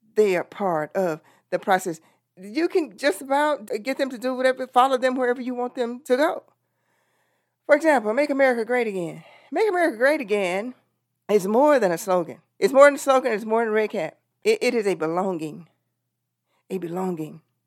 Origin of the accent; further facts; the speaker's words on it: Texas, United States; I'm from Texas